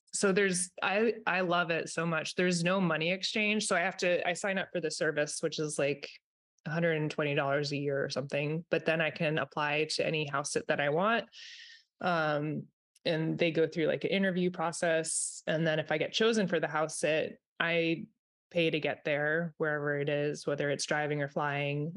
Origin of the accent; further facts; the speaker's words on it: Vermont, United States; I'm in Vermont. I am from Vermont.